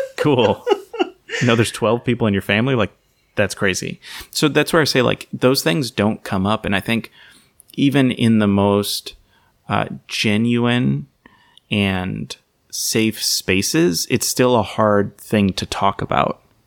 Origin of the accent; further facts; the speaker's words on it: Saint Paul, Minnesota, United States; also born or lived in Columbus, Ohio / Nazareth (ancestry); I remember growing up in Minnesota